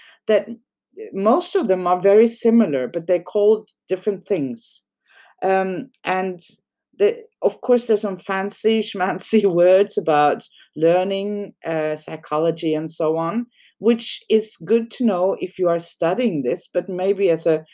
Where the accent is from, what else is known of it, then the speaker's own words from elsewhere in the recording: Norway; English is a second language; in Norway, we don't have a good word for, we actually call it dog owner in Norwegian